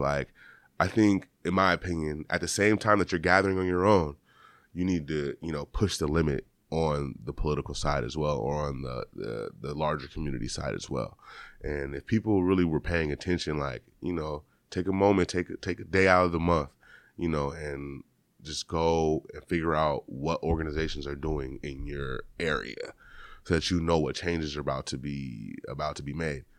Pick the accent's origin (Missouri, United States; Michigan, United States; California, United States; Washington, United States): Washington, United States; Seattle; I grew up here all my life. And so, like, I was born here, out in Renton, grew up here, elementary, middle school, never went to school anywhere else